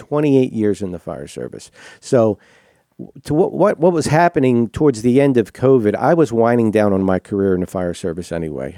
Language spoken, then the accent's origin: English; Southern New Jersey, United States; moved away as an adult; now in West Monroe, Louisiana, United States; I was born and raised in New Jersey.